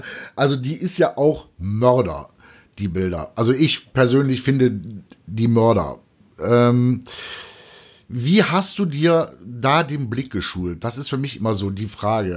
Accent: Cologne, North Rhine-Westphalia, Germany; ich als, als Kölner

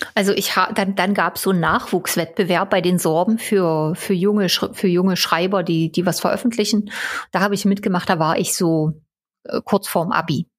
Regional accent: Großwelka, Saxony, Germany; Ich bin in Großwelker aufgewachsen, Saurierpark

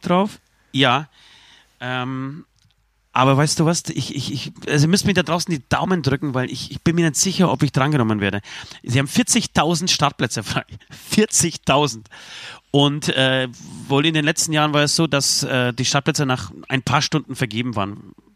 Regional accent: Poland; moved away; Ich bin richtig stolz auf mein, auf mein Heimatland

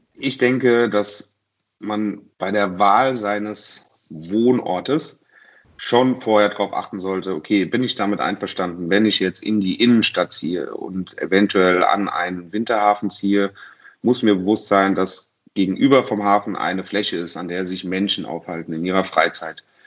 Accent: Mainz, Rhineland-Palatinate, Germany; in meiner Heimatstadt Mainz

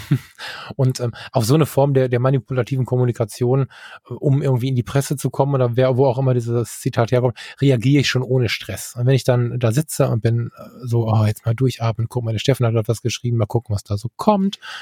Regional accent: North Rhine-Westphalia, Germany; bei uns in NRW

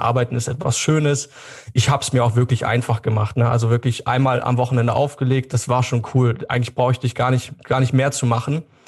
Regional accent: Germany; hier bei uns in Deutschland

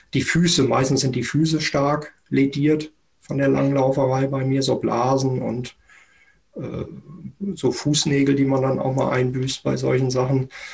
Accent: Germany; auch als Deutsche

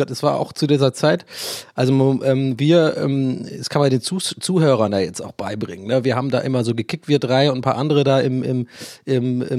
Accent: Ireland; accent: Irish; Und mein echter Akzent ist ja wirklich tatsächlich irisch. Also ich bin ja in Irland geboren und aufgewachsen.

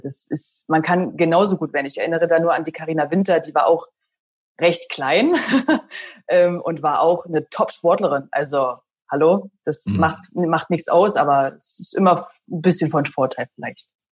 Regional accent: Berlin, Germany; Und Berlin ist ja meine Heimat

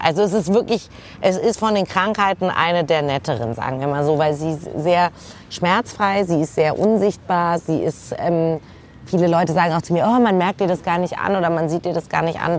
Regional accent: Hamburg, Germany; ich komme ja aus Hamburg

